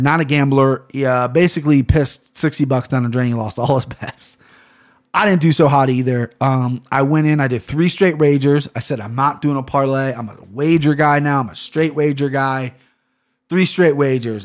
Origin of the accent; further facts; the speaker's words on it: Cincinnati, Ohio, United States; I'm from Cincinnati, Ohio